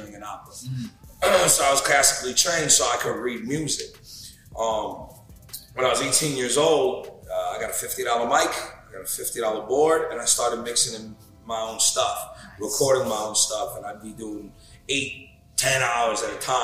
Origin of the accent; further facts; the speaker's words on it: North Bergen, New Jersey, United States; I'm from North Bergen, New Jersey